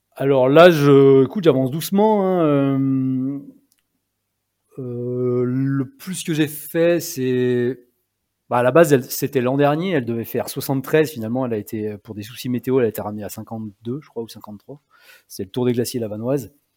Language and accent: French; Combe de Savoie, Auvergne-Rhône-Alpes, France; dans mon pays, en fait, là où j'ai grandi, en Combe de Savoie